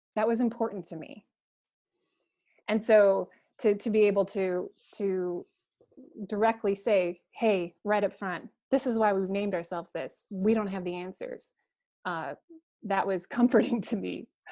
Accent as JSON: {"language": "English", "town": "Coeur d'Alene", "region": "Idaho", "country": "United States", "tie": "born or raised there", "said": "I was raised in Coeur d'Alene, Idaho"}